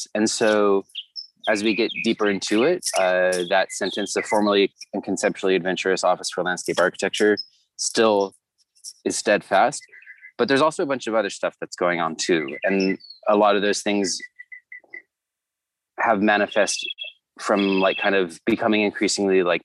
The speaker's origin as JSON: {"language": "English", "area": "Orange County", "region": "Southern California", "country": "United States", "tie": "born or raised there", "also_born_or_lived": "Santa Barbara, California", "lives_now": "Los Angeles, United States", "said": "I'm from Southern California, born and raised. Grew up in the suburbs of Orange County"}